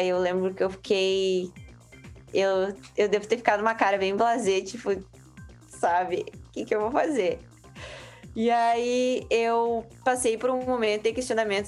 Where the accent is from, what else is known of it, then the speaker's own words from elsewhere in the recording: Santa Maria, Rio Grande do Sul, Brazil; also born or lived in Florianópolis; a nossa família é do Rio Grande do Sul, eu sou de Santa Maria, onde eu me localizo hoje